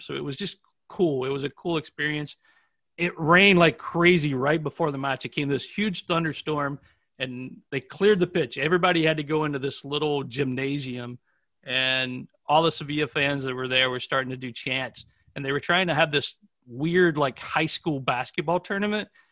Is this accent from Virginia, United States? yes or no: yes; Manassas, Virginia, United States; I'm from Manassas, Virginia, which is very close to Washington, D.C., on the east coast of the United States.